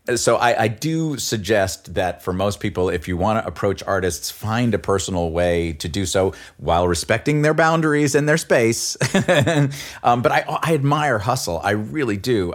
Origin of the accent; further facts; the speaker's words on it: New York City, New York, United States; I grew up in New York City